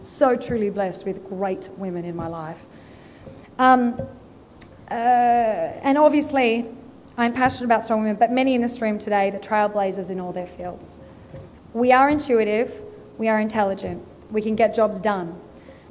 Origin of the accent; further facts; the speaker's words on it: Australia; accent: Australian; she heard my Australian accent